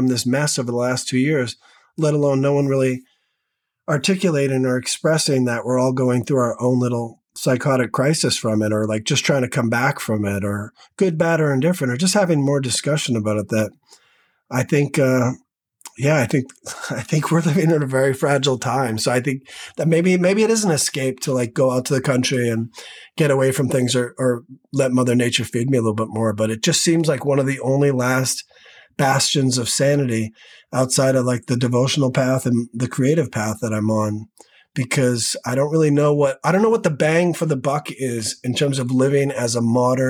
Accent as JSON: {"language": "English", "town": "Manchester", "region": "New Hampshire", "country": "United States", "tie": "born or raised there", "moved": "as an adult", "lives_now": "Los Angeles, United States", "said": "I was born back east in Manchester, New Hampshire"}